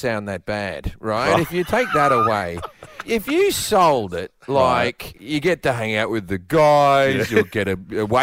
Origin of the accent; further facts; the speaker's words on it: Australia; moved away as an adult; as an Australian, I talk differently